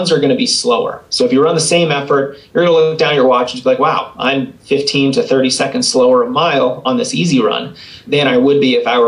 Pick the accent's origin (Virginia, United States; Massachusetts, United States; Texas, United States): Massachusetts, United States; Boston; now in Colorado, United States; it's my hometown too. So I grew up outside of Boston.